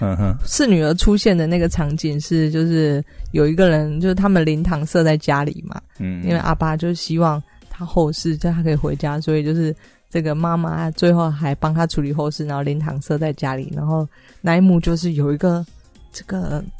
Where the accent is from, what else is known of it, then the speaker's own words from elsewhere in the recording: Taiwan; 对，所以我台湾人看了应该会蛮有感觉的